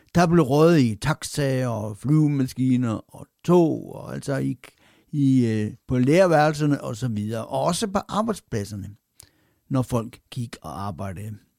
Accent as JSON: {"language": "Danish", "town": "Randers", "region": "Central Denmark Region", "country": "Denmark", "tie": "born or raised there", "said": "min barndom i det nordlige Randers"}